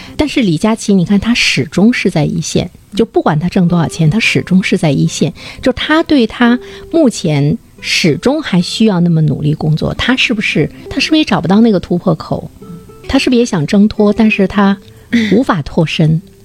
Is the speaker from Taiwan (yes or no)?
no; Dalian, Liaoning, China; 按我们大连人话说，很叽外